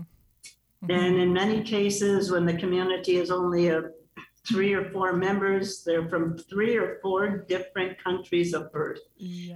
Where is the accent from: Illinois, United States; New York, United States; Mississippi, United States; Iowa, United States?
Illinois, United States; Chicago; I am a Chicagoan